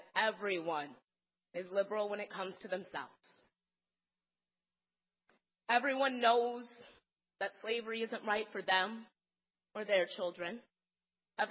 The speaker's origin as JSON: {"language": "English", "town": "Madison", "region": "Wisconsin", "country": "United States", "tie": "born or raised there", "said": "I grew up here in Madison. This is where I have spent all 30 years of my life"}